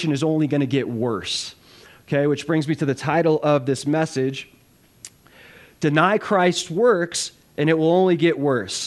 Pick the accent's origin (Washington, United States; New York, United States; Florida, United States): Florida, United States; South; now in Running Springs, United States; I'm from South Florida